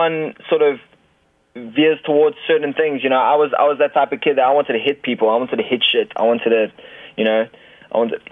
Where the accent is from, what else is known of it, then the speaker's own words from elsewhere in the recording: Cape Town, Western Cape, South Africa; also born or lived in Thailand / Johannesburg; I was actually living in Cape Town. I'm actually originally from Cape Town